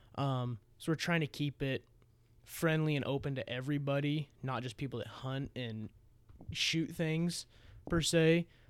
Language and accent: English; Missouri Valley, Iowa, United States; I transferred to Missouri Valley with my buddy Noah